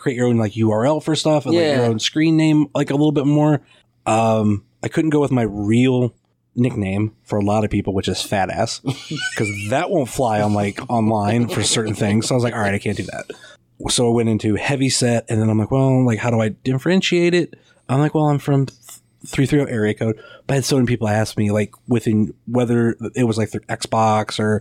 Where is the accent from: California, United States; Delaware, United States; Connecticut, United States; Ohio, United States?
Ohio, United States; Rootstown; I grew up in Rutztown.